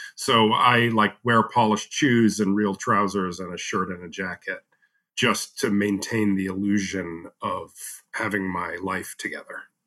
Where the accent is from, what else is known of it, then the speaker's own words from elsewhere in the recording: United States; as an American